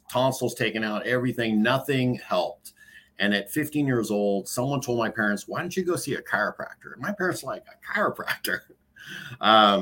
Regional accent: San Francisco, California, United States; also born or lived in Boston, Massachusetts; now in Danville, United States; Growing up in San Francisco for, up until third grade

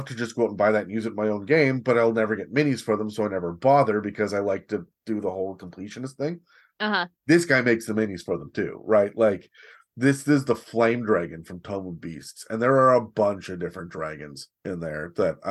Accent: Canada; Me as a Canadian

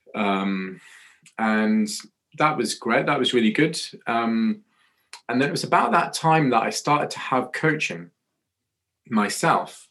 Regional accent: Scotland, United Kingdom; moved away as an adult; also born or lived in Newcastle; I was born in Scotland

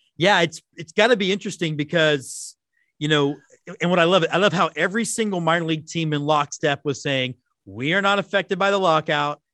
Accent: Texas, United States; being a Texan is very part of my identity

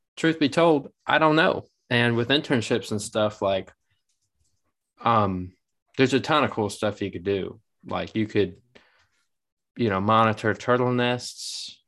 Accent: Massachusetts, United States; moved away; I'm from Massachusetts

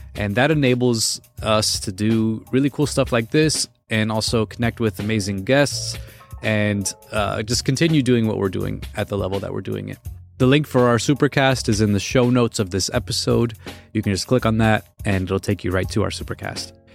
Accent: East Coast, United States; I'm from, um, I'm from the East Coast.

